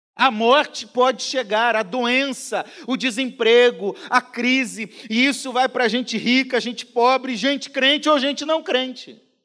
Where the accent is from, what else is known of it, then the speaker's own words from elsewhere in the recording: Paraná, Brazil; moved away; Lá no Paraná, onde eu nasci